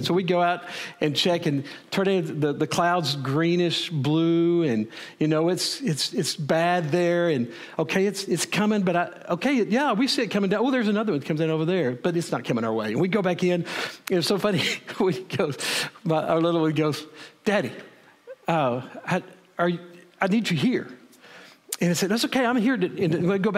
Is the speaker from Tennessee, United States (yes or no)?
no; Wichita Falls, Texas, United States; moved away; also born or lived in Edmond, Oklahoma; I grew up in Wichita Falls